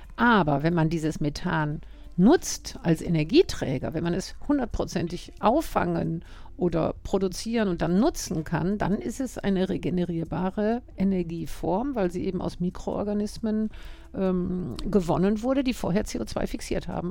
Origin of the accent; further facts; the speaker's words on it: Germany; also born or lived in Norway; now in Vienna, Austria; ursprünglich bin ich aus Deutschland